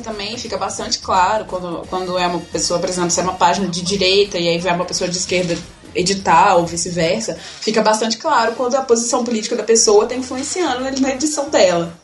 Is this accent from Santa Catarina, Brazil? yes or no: no; Itabira, Minas Gerais, Brazil; now in Belo Horizonte, Brazil; eu sou do interior, na verdade. Eu, não, eu moro aqui em BH tem seis anos, mas eu vim de Itabira, que é uma cidade do interior aqui perto